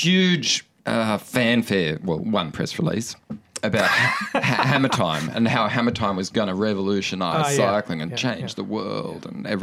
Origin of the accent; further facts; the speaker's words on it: Coffs Harbour, New South Wales, Australia; moved away; I'm from Coffs Harbour. I haven't been there for a long time